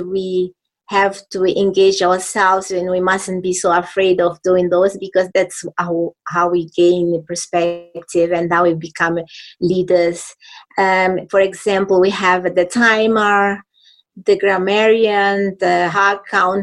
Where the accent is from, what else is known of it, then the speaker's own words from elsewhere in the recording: Mozambique; also born or lived in Zimbabwe; now in Harare, Zimbabwe; I've been living in Zimbabwe for many years, but I'm from Mozambique